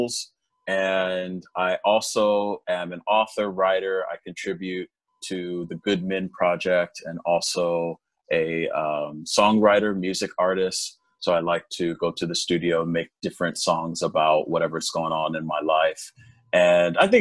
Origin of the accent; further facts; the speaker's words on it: Los Angeles, California, United States; also born or lived in South Korea; I was born and raised in Los Angeles